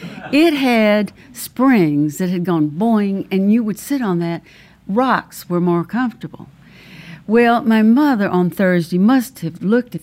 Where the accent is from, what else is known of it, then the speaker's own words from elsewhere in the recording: Auburn, Alabama, United States; I grew up in Auburn, Alabama. It's a little small town near nowhere, and it was. I was a high school student, and it was the 1950s.